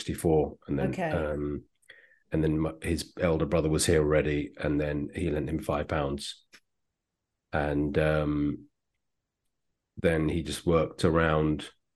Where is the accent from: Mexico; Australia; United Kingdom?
United Kingdom; London; I was born in Edgware, yeah.